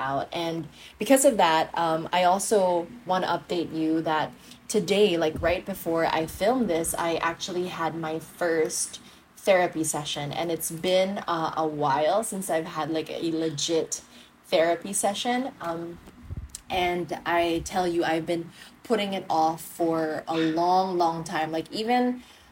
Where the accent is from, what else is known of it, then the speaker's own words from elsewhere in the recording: Iloilo City, Western Visayas, Philippines; I'm from Iloilo City.